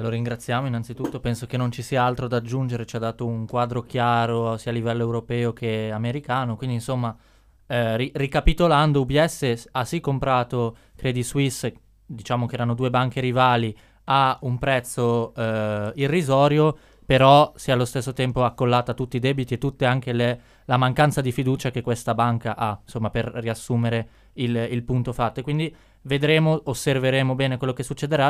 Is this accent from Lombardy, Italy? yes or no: yes; Milan, Lombardy, Italy; da milanese